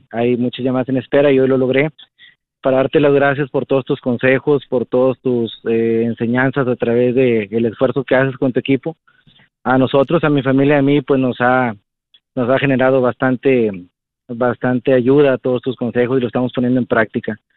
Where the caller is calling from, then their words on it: Matamoros, Tamaulipas, Mexico; acá somos de atrás de Walmart, paseo residencial